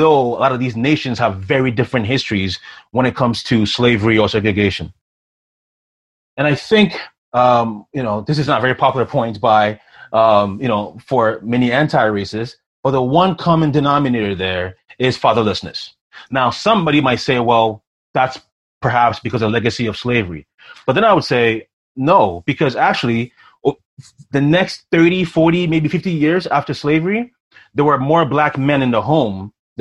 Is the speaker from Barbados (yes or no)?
no; Ghana; now in Canada; I'm from Ghana originally